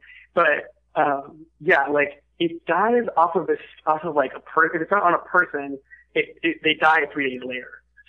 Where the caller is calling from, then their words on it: Santa Monica, California, United States; I am calling from work in Santa Monica.